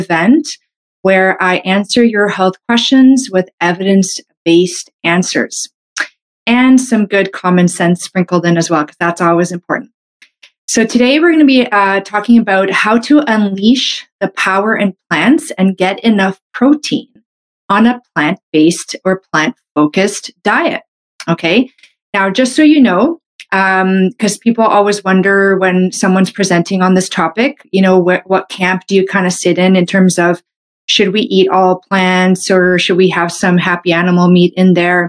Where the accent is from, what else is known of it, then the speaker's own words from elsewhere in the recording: Canada; I'm a Canadian medical doctor